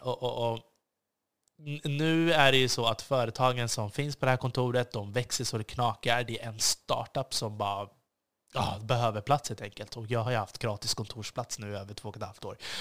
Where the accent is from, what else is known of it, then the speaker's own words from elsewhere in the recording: Stockholm, Stockholm County, Sweden; jag också ett ansvar som svensk och som stockholmare